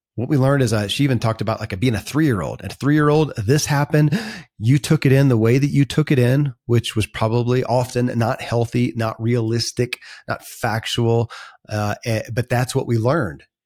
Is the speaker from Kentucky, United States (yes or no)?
yes; Kentucky, United States; born or raised there